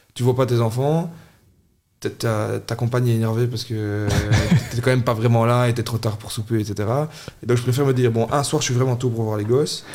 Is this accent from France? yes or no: no; Charleroi, Wallonia, Belgium; also born or lived in Châtelineau; les racines de qui on est en tant que Carolo